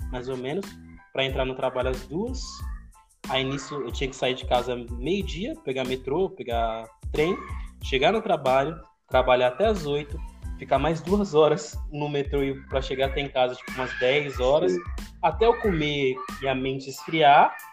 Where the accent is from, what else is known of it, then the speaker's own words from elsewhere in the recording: São Paulo, Brazil; born there; now in Minas Gerais, Brazil; eu não nasci em Minas, né? Quem nasceu em Minas foi meus pais, eles foram criados, aí eles foram para pra São Paulo, aí me tiveram lá